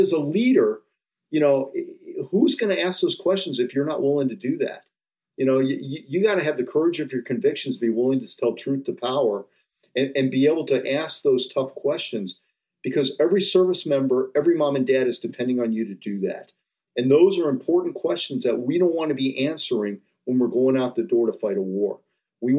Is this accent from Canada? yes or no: no; Rocky River, Ohio, United States; I grew up in Rocky River outside Cleveland